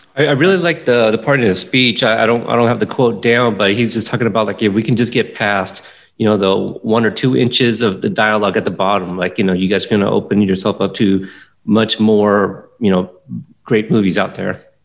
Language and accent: English; Pacific Northwest, United States; also born or lived in Texas; I grew up in the Pacific Northwest here most of my life